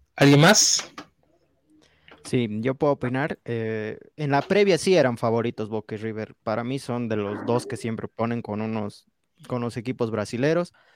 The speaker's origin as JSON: {"language": "Spanish", "country": "Bolivia", "said": "yo soy del Valle, no soy del altiplano, soy del valle"}